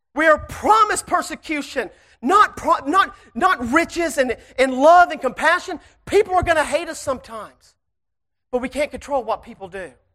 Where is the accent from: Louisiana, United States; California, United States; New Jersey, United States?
Louisiana, United States; Shreveport; I am from Shreveport, Louisiana